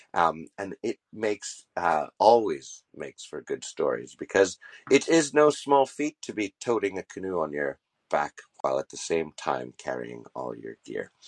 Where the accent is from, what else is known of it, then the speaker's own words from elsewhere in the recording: Montreal, Quebec, Canada; I'm actually born and raised in Montreal, and Montreal is a city within the province of Quebec